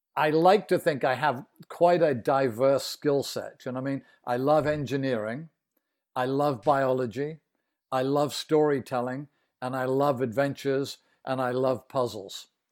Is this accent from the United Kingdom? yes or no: yes; United Kingdom; now in Boston, United States; I'm British, but I'm near Boston here